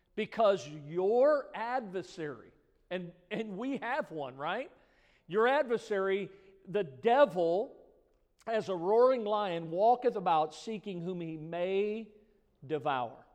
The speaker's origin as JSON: {"language": "English", "country": "United States", "tie": "born or raised there", "said": "I was born in America"}